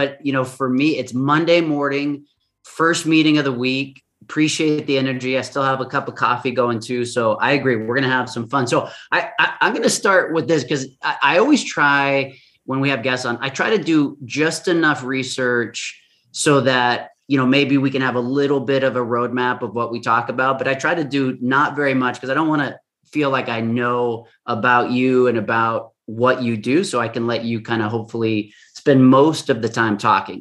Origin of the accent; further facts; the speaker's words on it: West Coast, United States; I'm from the West Coast